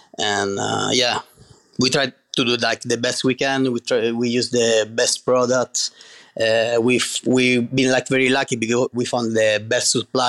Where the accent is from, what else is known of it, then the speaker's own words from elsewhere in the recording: Catania, Sicily, Italy; English is a second language; I'm from Sicily, Catania.